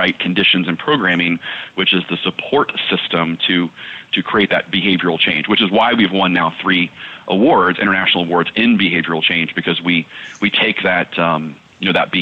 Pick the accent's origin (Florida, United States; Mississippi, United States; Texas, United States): Texas, United States; I came from Texas football. I was, an all-state football player growing up.